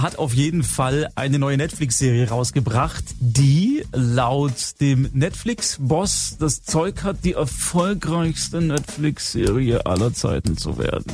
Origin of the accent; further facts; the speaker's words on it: Swabia, Baden-Württemberg, Germany; Bei uns in Schwaben